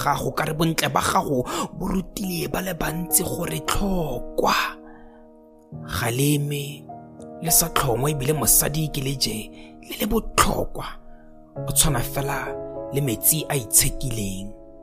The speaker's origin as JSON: {"language": "English", "country": "Botswana", "said": "I am a poet from Botswana."}